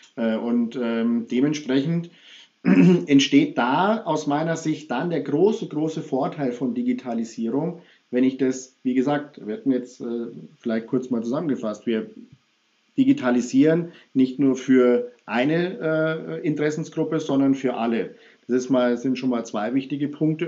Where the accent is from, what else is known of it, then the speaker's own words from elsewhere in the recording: Munich, Bavaria, Germany; ich bin ja Münchner